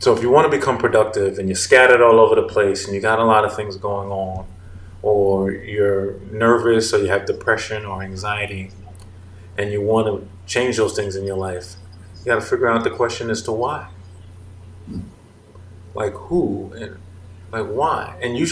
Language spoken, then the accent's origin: English; United States; I'm an American